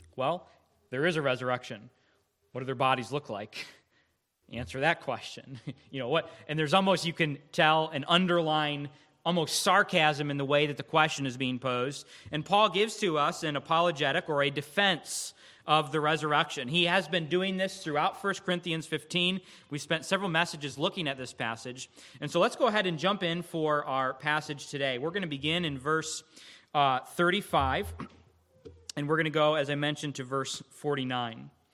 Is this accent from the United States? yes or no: yes; United States; as American Christians